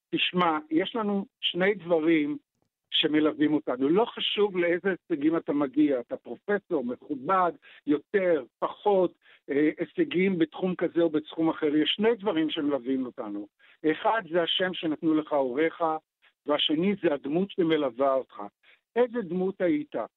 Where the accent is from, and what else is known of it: Tel Aviv, Tel Aviv District, Israel; born or raised there; also born or lived in Ness Ziona